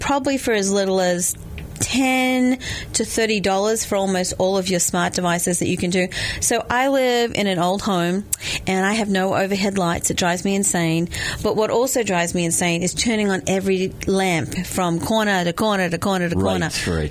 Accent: Australia; moved away; because I'm Australian

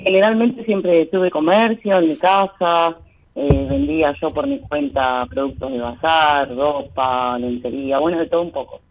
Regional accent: Bahía Blanca, Buenos Aires Province, Argentina; De Bahía Blanca

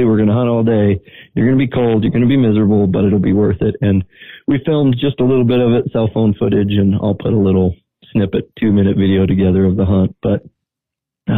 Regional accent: Corvallis, Oregon, United States; now in Wyoming, United States; I grew up in Corvallis.

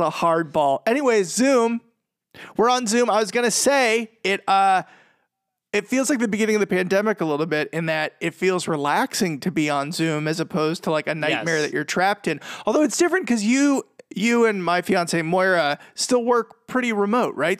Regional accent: Boston, Massachusetts, United States; moved away; also born or lived in Medford, Massachusetts; I'm from Boston

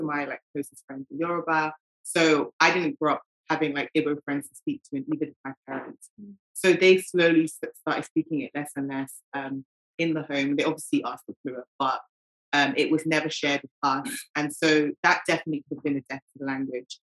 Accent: London, United Kingdom; as much as we are Brits, and I love being a Brit, I love being a Londoner

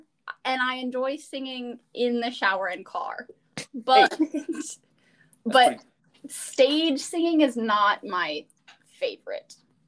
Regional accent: Rockford, Illinois, United States; I am from Rockford, Illinois.

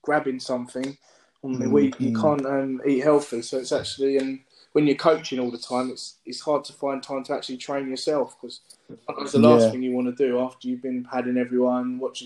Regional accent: United Kingdom; my parents were born in the Caribbean. My mum was born in St. Lucia and my dad's born in Dominica. And they both came here as children. They speak with English accents, etc. So, you're effectively British. And I see myself as British as well

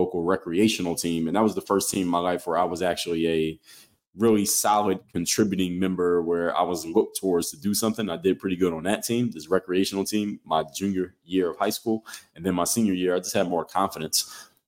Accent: Philadelphia, Pennsylvania, United States; I'm from Philly

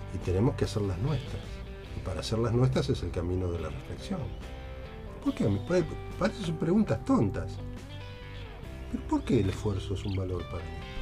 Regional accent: Argentina; buenos argentinos que somos

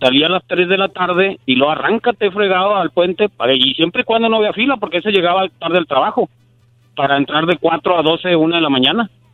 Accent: Nuevo Laredo, Tamaulipas, Mexico; moved away as an adult; now in United States; yo soy de Nuevo Laredo

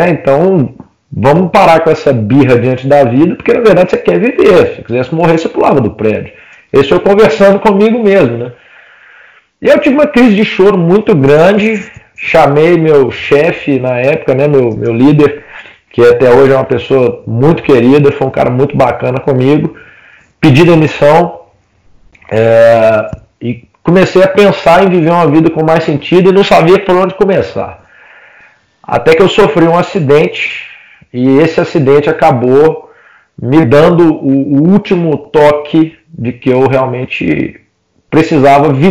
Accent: Oliveira, Minas Gerais, Brazil; also born or lived in Belo Horizonte; voltei para minha cidade natal, nessa época eu estava em Belo Horizonte, voltei para Oliveira, que é onde eu cresci, cidade onde meus pais moram

